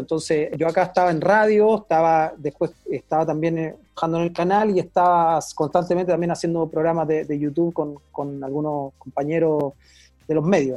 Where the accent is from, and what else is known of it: Chile